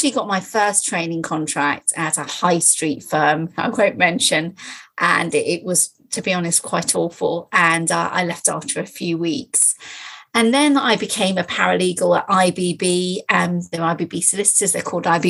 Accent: Nottingham, East Midlands, United Kingdom; also born or lived in London; I was brought up in Nottingham

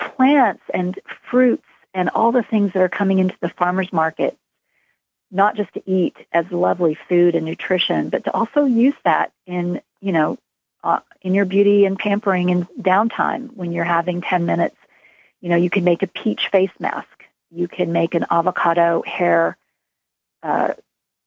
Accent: Texas, United States; moved away; I grew up in Texas

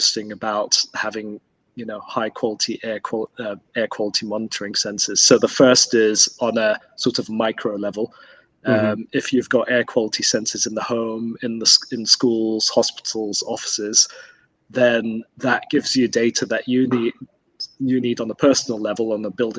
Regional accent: Kuwait; moved away; I grew up in Kuwait

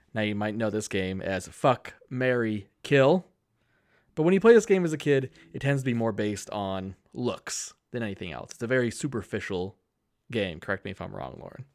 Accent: Keene, New Hampshire, United States; my hometown of Keene, New Hampshire

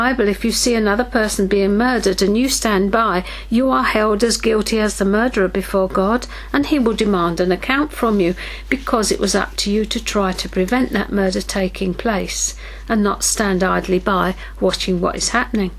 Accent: United Kingdom; we in Britain

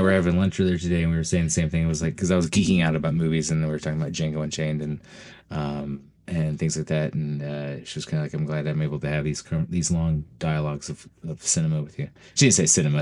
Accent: Utah, United States; moved away as an adult; also born or lived in Florida; I'm originally from Utah

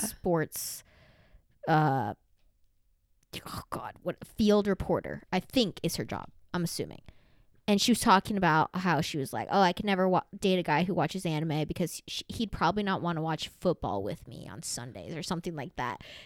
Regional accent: the South, United States; moved away; growing up in the South

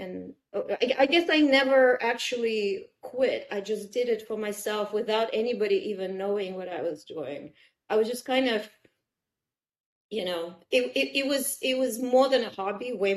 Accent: Kazan, Tatarstan, Russia; English is a second language; moved away as an adult; also born or lived in Odessa, Ukraine; now in United States; I couldn't go back to Odessa, where I'm from. I couldn't go back to Kazan, where I grew up in Russia.

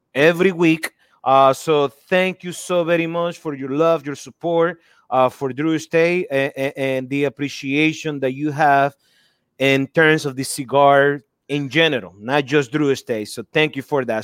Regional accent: Nicaragua; moved away; growing up in Nicaragua

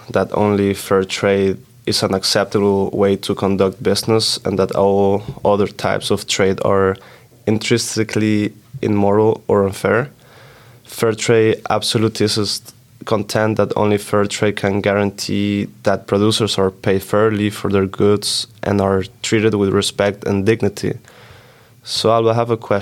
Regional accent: Switzerland; I'm from Switzerland and I'm majoring in business management.

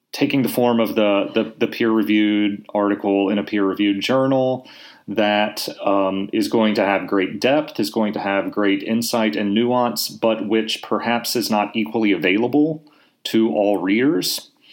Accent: Laurel, Mississippi, United States; also born or lived in Jackson, Mississippi; am originally from from Mississippi. I Uh, grew up in a little town called Laurel

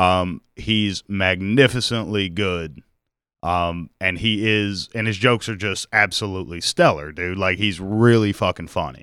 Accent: Mobile, Alabama, United States; I grew up in Mobile

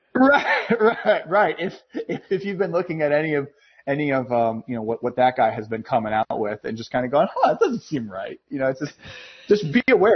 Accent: Massachusetts, United States; I'm from Massachusetts

